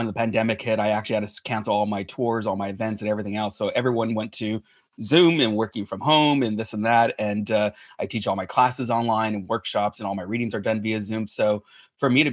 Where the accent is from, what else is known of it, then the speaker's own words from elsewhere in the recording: Hacienda Heights, California, United States; also born or lived in Hollywood, California; I was born in Hollywood, California, and we were raised in Hacienda Heights, California